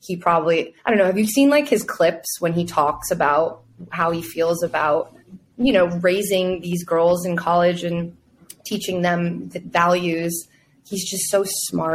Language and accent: English; Boston, Massachusetts, United States; moved away as an adult; now in New York City, United States; I grew up in Boston